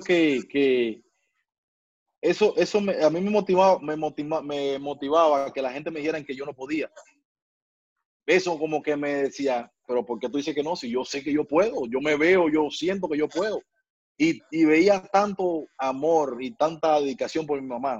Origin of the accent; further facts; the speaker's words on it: Guantánamo, Cuba; moved away; Yo donde yo vivía allá en Guantánamo, en mi tierra, ahí en mi barrio